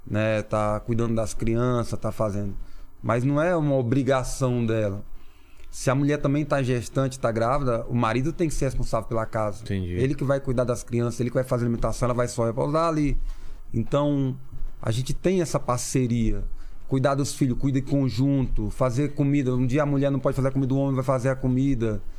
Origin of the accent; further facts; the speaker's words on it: Kayapó village Kaprankrere, near Redenção, Pará, Brazil; Portuguese is a second language; also born or lived in São Paulo; Então a minha aldeia ela permanece exatamente aonde estava antes de ter o estado do Pará